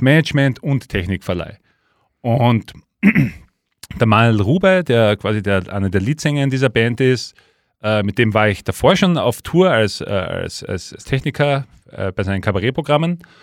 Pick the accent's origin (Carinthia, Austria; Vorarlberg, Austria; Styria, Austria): Styria, Austria; Leoben; bei uns in Leoben